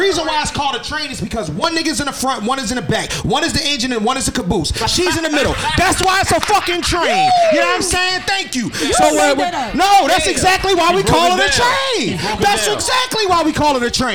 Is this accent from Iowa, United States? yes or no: no; Philadelphia, Pennsylvania, United States; I'm from Philadelphia, Pennsylvania